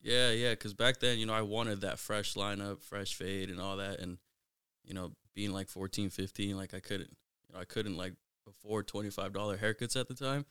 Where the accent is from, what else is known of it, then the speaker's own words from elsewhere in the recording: Mountlake Terrace, Washington, United States; I grew up in Mount Lake Terrace, uh, went to Mount Lake Terrace High School